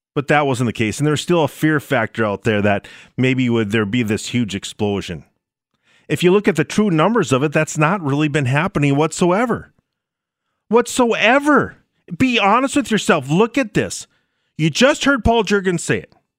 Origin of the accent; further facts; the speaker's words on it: Minnesota, United States; also born or lived in North Dakota; I did live in North Dakota for a while, but I was born and raised in Minnesota, and I live there now.